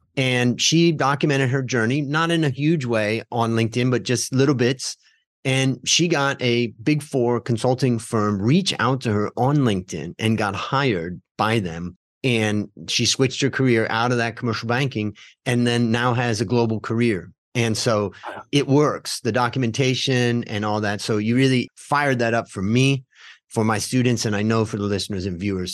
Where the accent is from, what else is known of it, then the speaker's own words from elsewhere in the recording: Ohio, United States; moved away as an adult; also born or lived in California; now in Thailand; we grew up together in Ohio